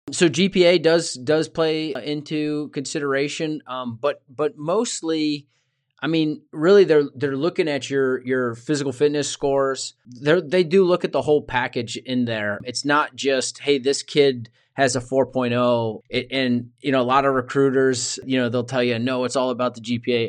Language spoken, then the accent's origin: English; Richmond, Virginia, United States; I grew up in Richmond, Virginia, so not too far away from where I live now